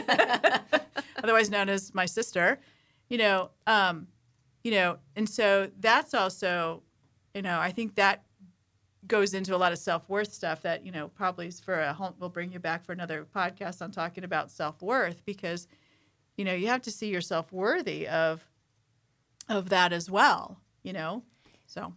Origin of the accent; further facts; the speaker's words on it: San Diego, California, United States; moved away as an adult; also born or lived in Boston; I lived in San Diego when I grew up.